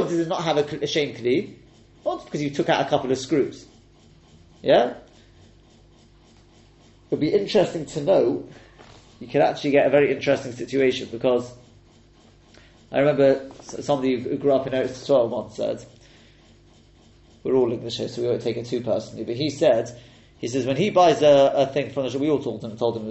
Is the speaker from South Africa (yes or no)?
no; England, United Kingdom; moved away; So for me in England, or me as being English